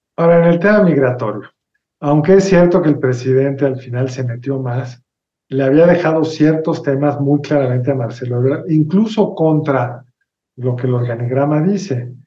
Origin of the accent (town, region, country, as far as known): Mexico